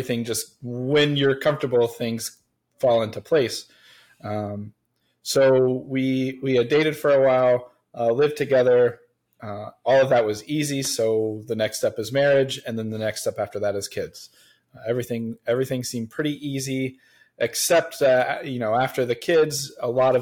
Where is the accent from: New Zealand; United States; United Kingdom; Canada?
United States; Central Ohio; I am born and raised in Central Ohio